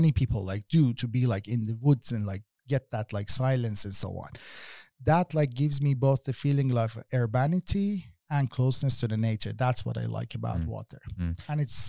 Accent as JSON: {"language": "English", "town": "Tehran", "region": "Tehran Province", "country": "Iran", "second_language": "English", "said": "I come myself like from Tehran, which is like one of the most loveliest city that has a bad quality of life because of pollution, because of noise levels, because of traffic jams."}